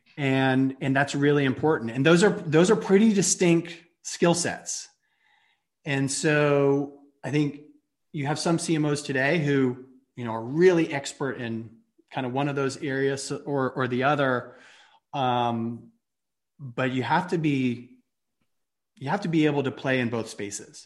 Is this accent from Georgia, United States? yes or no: yes; Atlanta, Georgia, United States; moved away as an adult; also born or lived in New York; I grew up in Atlanta